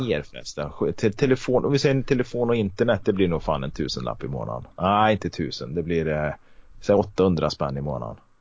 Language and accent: Swedish; Karlstad, Värmland, Sweden; moved away as an adult; now in Kristinehamn, Sweden; Jag är uppväxt i Karlstad